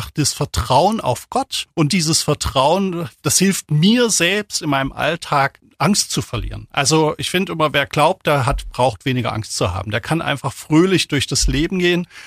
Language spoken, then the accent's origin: German; East Germany, Germany; selbst komme aus der DDR, bin groß geworden in der DDR und bin in einer Familie groß geworden, die so leicht kirchlich sozialisiert war